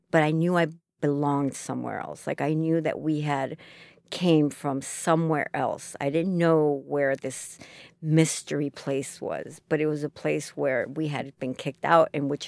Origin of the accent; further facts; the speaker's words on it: Chicago, Illinois, United States; also born or lived in Chile; If you ask me where are you from, I'm from Chicago. This is where I grew up.